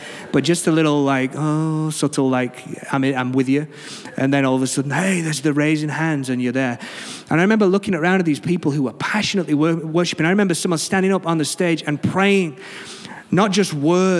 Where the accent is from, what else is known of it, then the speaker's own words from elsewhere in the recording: England, United Kingdom; quite a formal church, being English, quite refined and reserved.